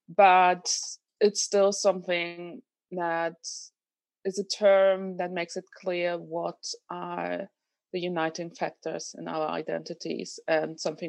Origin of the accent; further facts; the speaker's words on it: Berlin, Germany; I grew up here in Berlin